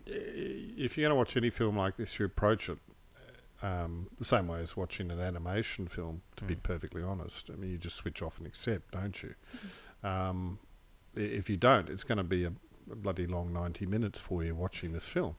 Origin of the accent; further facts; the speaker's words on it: New Zealand; growing up in New Zealand